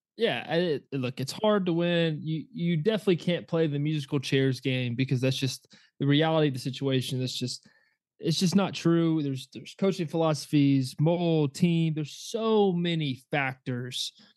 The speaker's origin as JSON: {"language": "English", "region": "Georgia", "country": "United States", "tie": "born or raised there", "said": "growing up in Georgia"}